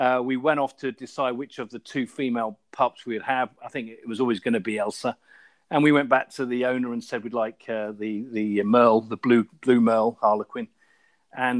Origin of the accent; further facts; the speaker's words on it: Somerset, South West England, United Kingdom; also born or lived in London; now in Ealing, United Kingdom; I grew up in Somerset and had an Irish Setter growing up